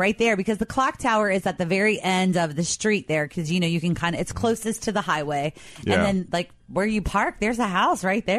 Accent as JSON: {"language": "English", "town": "Covington", "region": "Kentucky", "country": "United States", "tie": "born or raised there", "said": "Growing up in Covington, which of course I did"}